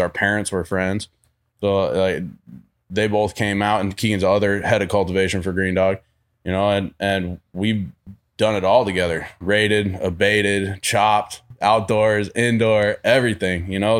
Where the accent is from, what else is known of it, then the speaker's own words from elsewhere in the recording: Vermont, United States; moved away; also born or lived in upstate New York / Houston, Texas; I'm from Vermont originally